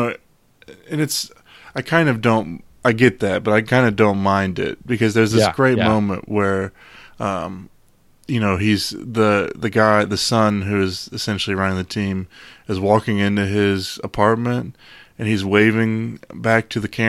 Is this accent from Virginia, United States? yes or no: yes; Virginia, United States; growing up in the Virginia area, we know about how Dan Snyder is as owner of the Redskins and how ridiculous he is.